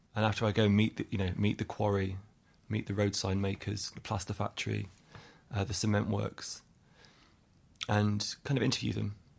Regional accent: England, United Kingdom; accent: English; now in Ireland; My family are Irish. I grew up in England. I have an English accent.

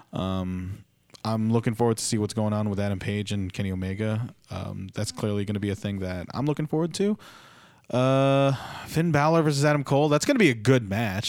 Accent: Philippines; As a Filipino

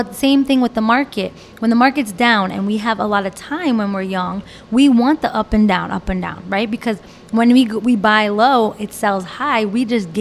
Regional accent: New Jersey, United States; also born or lived in Florida; I moved back to Jersey where I grew up

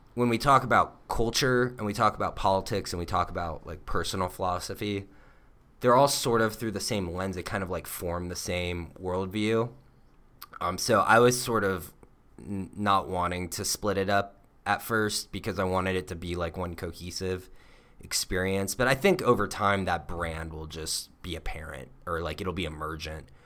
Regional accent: Florida, United States; moved away; we're from Florida

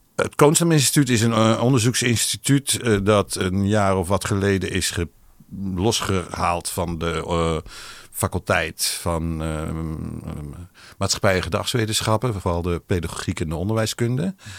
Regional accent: Netherlands; first language Hebrew; Dutch is a second language; toen ze weer in Nederland terugkwamen eh, na de oorlog, toen eh, ben ik dus opgegroeid met uh, Ivriet als eerste taal

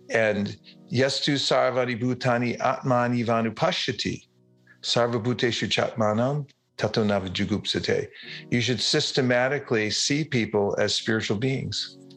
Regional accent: California, United States; Uh, I first announce myself and say, I'm from California.

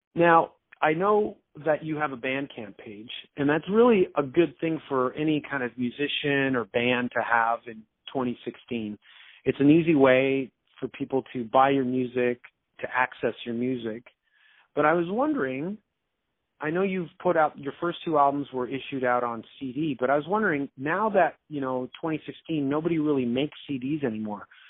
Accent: Canada; also born or lived in Toronto; I'm Canadian. I'm talking from Toronto

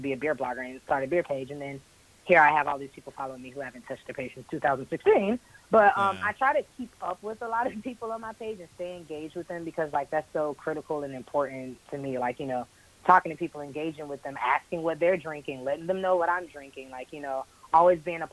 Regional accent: Jacksonville, Florida, United States; moved away as an adult; also born or lived in Tampa, Florida; now in Atlanta, United States; originally I'm from Jacksonville, Florida, born and raised.

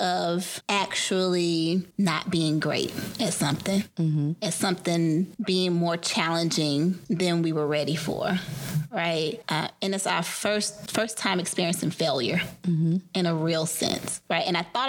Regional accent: Atlanta, Georgia, United States; hearkening back to my life growing up in Atlanta, how much of me was so connected to knowing my history.

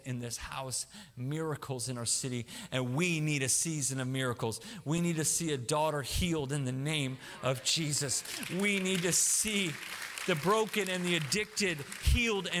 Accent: Tulsa, Oklahoma, United States; moved away; I'm from Tulsa originally

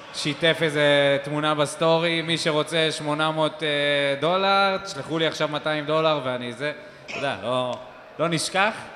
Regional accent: Beersheba, Southern District, Israel; גדלנו פה בעיר, היינו הולכים אחרי משחקים בווסרמיל, היינו עוצרים במקיף ג'

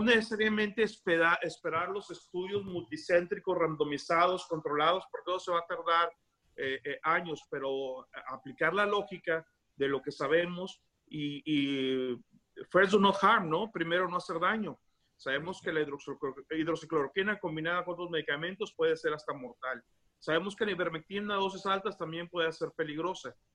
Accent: Tampico, Tamaulipas, Mexico; now in United States; Yo soy de Tampico

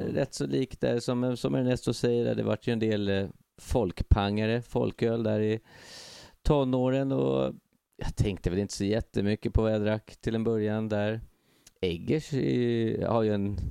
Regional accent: Stockholm, Stockholm County, Sweden; also born or lived in Västertorp; jag är ju också då en kille från eh, Hägersten

